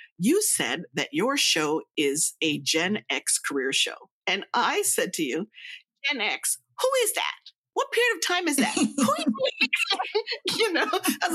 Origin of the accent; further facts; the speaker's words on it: New Jersey, United States; I'm from Jersey.